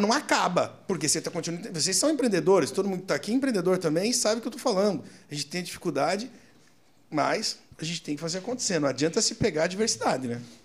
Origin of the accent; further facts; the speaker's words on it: Curitiba, Paraná, Brazil; also born or lived in Foz do Iguaçu; now in São Paulo, Brazil; eu sou curitibano porque eu fui com meses de vida para Curitiba, eu fui criado em Curitiba